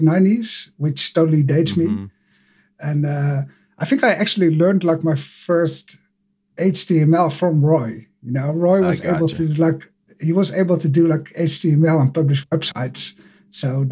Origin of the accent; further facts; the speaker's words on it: Netherlands; I'm from the Netherlands and live in Amsterdam at the moment